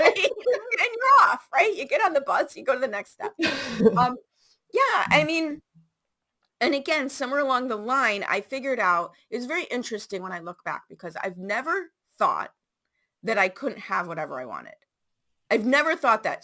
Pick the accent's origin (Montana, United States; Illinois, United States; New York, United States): Illinois, United States; Chicago; I grew up in Chicago public schools, 70s and 80s.